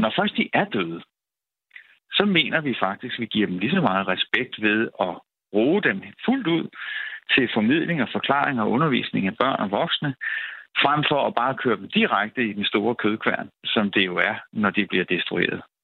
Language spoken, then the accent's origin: Danish; Denmark; vi efterhånden som danskere